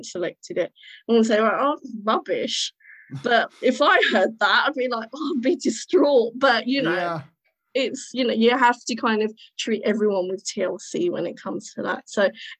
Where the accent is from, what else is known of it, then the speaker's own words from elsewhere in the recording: United Kingdom; born and raised in Britain